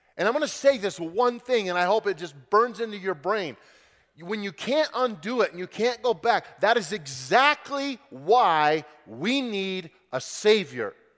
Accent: Grand Junction, Colorado, United States; I grew up in Western Colorado in Grand Junction and loved it, had a great childhood

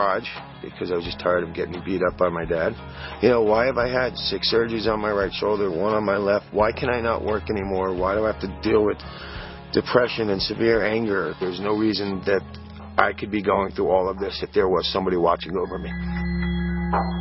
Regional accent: New York, United States; I was born and raised in New York.

